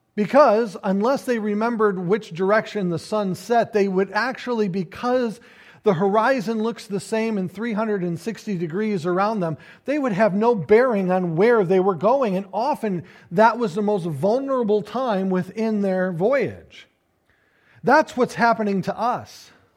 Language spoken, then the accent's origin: English; United States; we as the American people